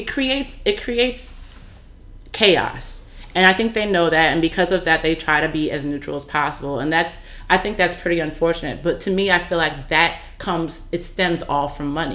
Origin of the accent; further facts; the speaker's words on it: California, United States; I'm from California